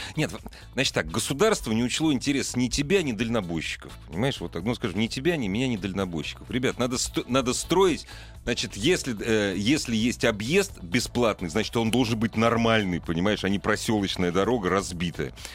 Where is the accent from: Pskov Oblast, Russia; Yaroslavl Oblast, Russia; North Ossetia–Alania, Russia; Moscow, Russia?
Moscow, Russia; я как москвич